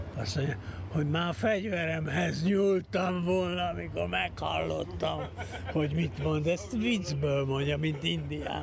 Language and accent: Hungarian; Budapest, Hungary; moved away as an adult; also born or lived in Peru / San Francisco, United States / Los Angeles, United States; befogadtak bennünket a Bródi Sándor utca 27-be édesapámnak az ismerőse Görgényi ezredes úr és családja lakott egy nagy lakásban, ahol három szoba összkomfortot átadtak nekünk, úgyhogy ott nőttem fel